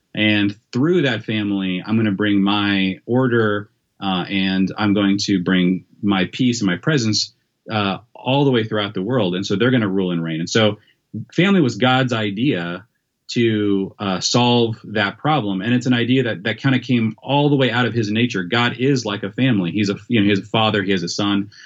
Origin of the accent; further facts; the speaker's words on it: Federal Way, Washington, United States; moved away; south of Seattle, in a town called Federway, Washington